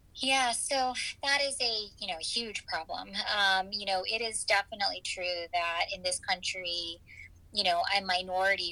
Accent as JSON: {"language": "English", "region": "Michigan", "country": "United States", "tie": "born or raised there", "also_born_or_lived": "Chicago, Illinois / New York City / East Coast", "moved": "as an adult", "lives_now": "Houston, United States", "said": "I was born in Chicago, so I'm originally a Midwesterner, um, and I grew up in Michigan"}